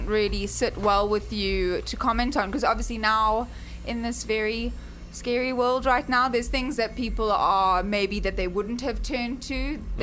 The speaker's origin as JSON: {"language": "English", "town": "Cape Town", "region": "Western Cape", "country": "South Africa", "tie": "born or raised there", "moved": "yes", "lives_now": "Chicago, United States", "said": "I grew up in South Africa, as I'm sure you can hear my accent"}